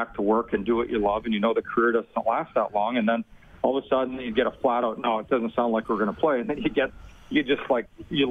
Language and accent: English; Edmonton, Alberta, Canada; I grew up in Edmonton